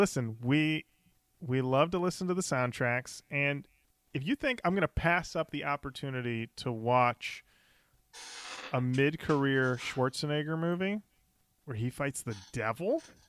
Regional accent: Australia; Also, being Australian, I had no idea Popeye's chicken was a real thing.

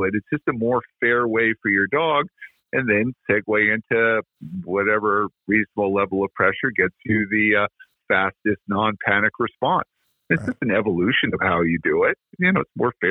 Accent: Vermont, United States; I came from Vermont

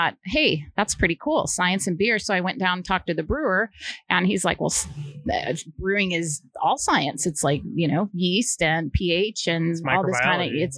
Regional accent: Iowa, United States; I grew up in Iowa

